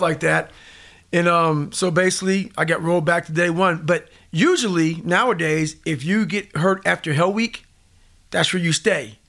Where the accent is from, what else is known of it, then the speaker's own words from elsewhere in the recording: Indiana, United States; also born or lived in Buffalo, New York; I grew up in a small town called, you know, in, in, in Indiana